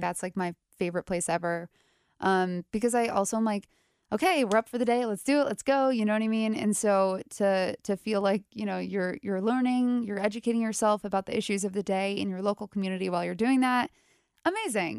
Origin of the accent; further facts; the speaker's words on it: New York area, United States; now in Cincinnati, United States; I'm from the New York area.